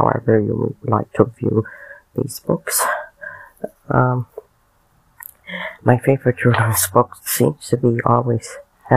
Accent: Canada; I'm Canadian

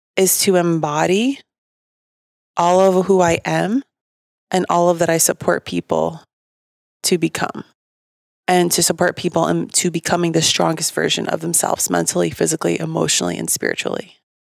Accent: Bergen County, New Jersey, United States; moved away; I got three malls in my hometown

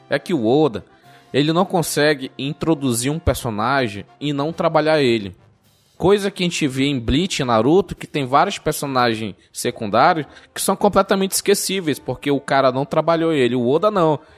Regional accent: Manaus, Amazonas, Brazil; É porque eu sou de Manaus.

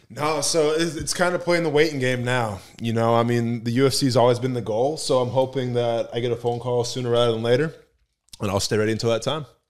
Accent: Wisconsin, United States; I'm from Wisconsin

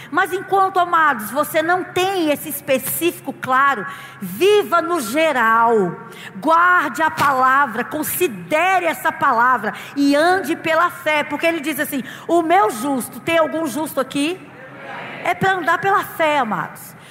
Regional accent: Brasília, Federal District, Brazil; Eu sou lá de Brasília

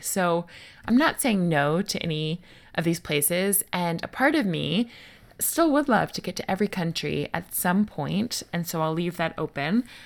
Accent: United States; moved away

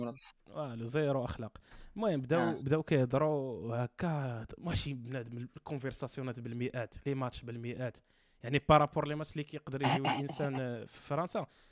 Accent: Morocco; عندنا في المغرب

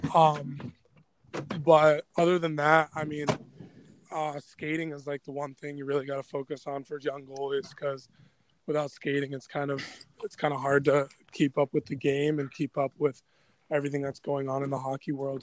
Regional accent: Anchorage, Alaska, United States; also born or lived in Colorado; the Anchorage North Stars, which is my hometown here

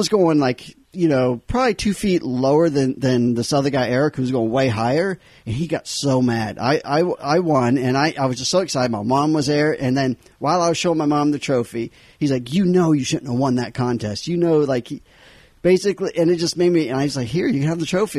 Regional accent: Havelock, North Carolina, United States; Grew up in a small military town called Havelock, North Carolina.

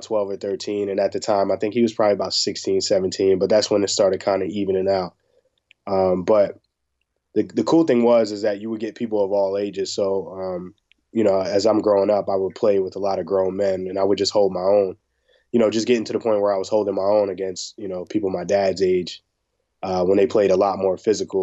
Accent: Rahway, New Jersey, United States; I grew up, a 5-minute walk from the prison.

